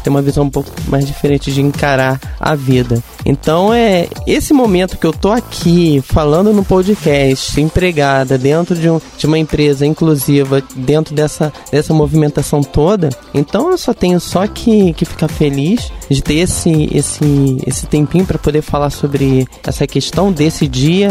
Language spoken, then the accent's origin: Portuguese; Rio de Janeiro, Brazil; accent: carioca (S and R bem puxado); moved away; eu vim do Rio de Janeiro